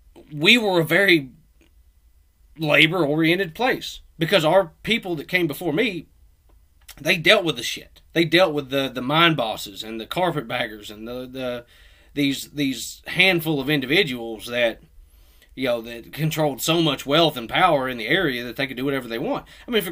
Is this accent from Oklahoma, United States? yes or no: yes; Oklahoma, United States